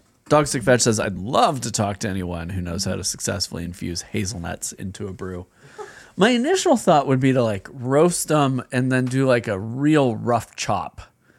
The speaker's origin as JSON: {"language": "English", "region": "Minnesota", "country": "United States", "said": "I have appreciation for the lighter table beers, but I'm a Minnesotan, so hams is where it's at."}